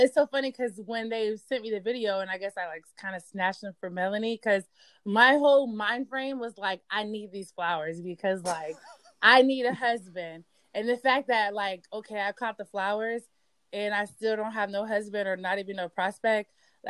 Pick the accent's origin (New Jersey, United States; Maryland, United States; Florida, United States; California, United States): Florida, United States; Tampa; moved away as an adult; now in Washington, D.C., United States; I'm originally from Tampa, Florida, and I've been living in the D.C. area for like 10 years now.